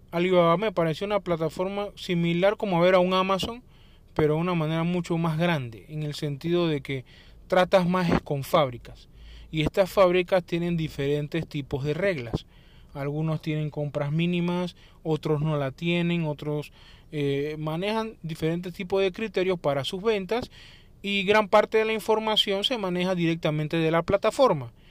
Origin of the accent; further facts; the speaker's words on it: Panama; como por ejemplo aquí en mi país que tenemos la zona libre de Colón